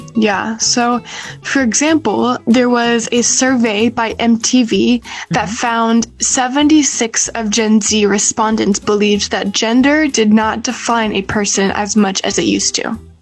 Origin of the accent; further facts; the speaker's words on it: China; I grew up in China